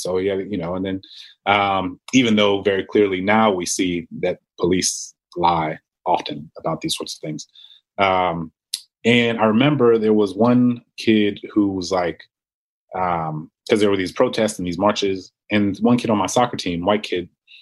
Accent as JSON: {"language": "English", "town": "New Orleans", "region": "Louisiana", "country": "United States", "tie": "born or raised there", "said": "I grew up in New Orleans"}